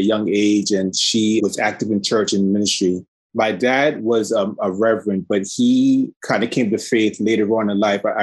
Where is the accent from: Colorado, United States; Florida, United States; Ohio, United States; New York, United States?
New York, United States; New York City; I grew up in Red Hook, Brooklyn for about 10 years of my life